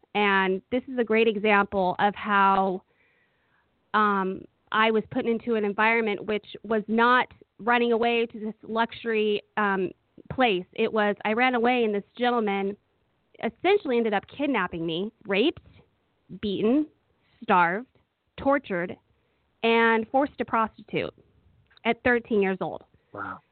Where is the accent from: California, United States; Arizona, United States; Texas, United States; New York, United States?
California, United States; Oakland; I grew up in Oakland, California